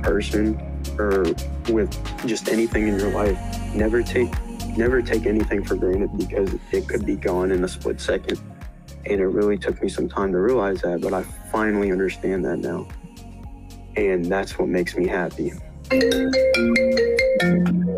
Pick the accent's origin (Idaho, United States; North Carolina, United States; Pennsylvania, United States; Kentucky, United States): Kentucky, United States; Bowling Green; I'm from Bowling Green, Kentucky